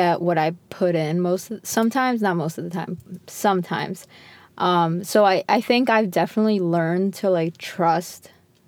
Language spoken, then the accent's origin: English; Connecticut, United States; moved away as an adult; now in New York, United States; we're from Connecticut, so she's still here where we grew up. And I moved away. I moved to New York.